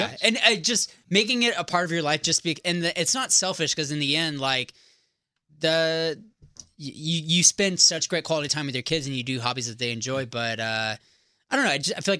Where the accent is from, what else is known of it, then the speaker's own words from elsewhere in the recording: San Diego, California, United States; also born or lived in Walnut Creek, California; I grew up in San Diego, though.